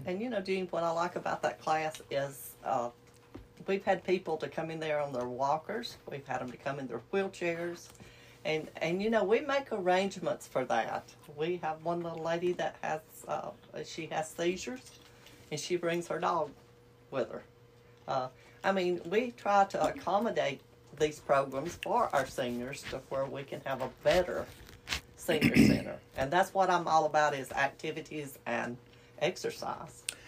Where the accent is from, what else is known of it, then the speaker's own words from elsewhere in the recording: United States; I'm from uh, Cab County